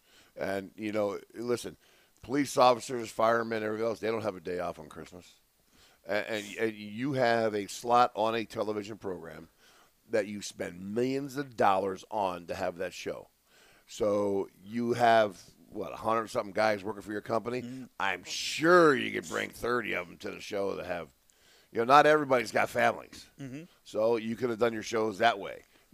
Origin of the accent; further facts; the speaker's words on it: Chicago, Illinois, United States; us hailing from Chicago